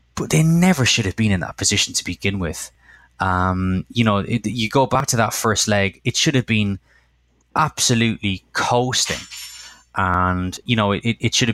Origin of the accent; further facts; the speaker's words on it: Cork, Munster, Ireland; in a bar in Cork, my hometown